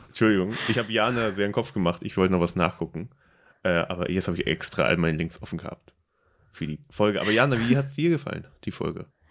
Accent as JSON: {"language": "German", "country": "Germany", "accent": "German", "said": "Mein deutscher Akzent wie eh und je stark."}